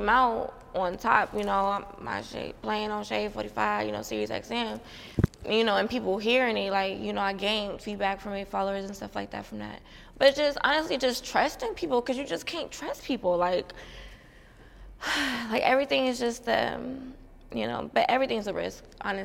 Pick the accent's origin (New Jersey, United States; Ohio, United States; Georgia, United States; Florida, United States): Ohio, United States; Youngstown; I'm from Youngstown, Ohio